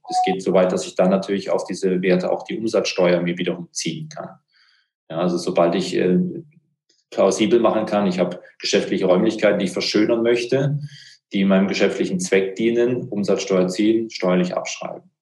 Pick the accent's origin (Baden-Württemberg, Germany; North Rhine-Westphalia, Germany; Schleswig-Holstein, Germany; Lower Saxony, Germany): Baden-Württemberg, Germany; Ich bin da als Schwabe